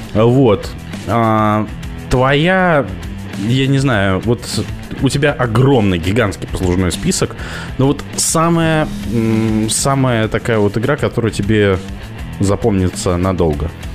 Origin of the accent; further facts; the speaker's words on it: Kamchatka Krai, Russia; now in Moscow, Russia; я вырос на Камчатке.